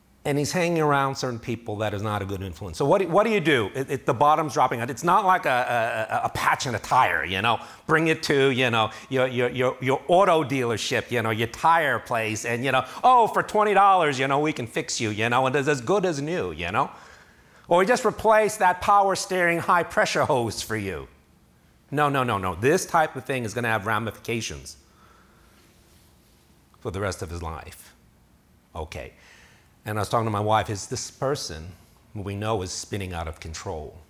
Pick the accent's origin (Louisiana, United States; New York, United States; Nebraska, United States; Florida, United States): New York, United States; New York City; moved away; I'm from New York City